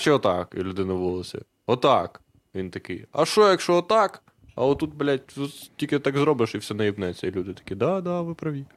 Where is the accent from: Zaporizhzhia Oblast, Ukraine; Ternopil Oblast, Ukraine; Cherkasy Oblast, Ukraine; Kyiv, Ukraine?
Ternopil Oblast, Ukraine; Husiatyn; Я з Гусятина